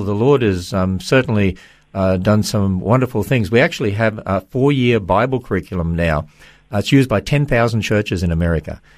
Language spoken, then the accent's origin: English; Australia; now in United States; I'm from Australia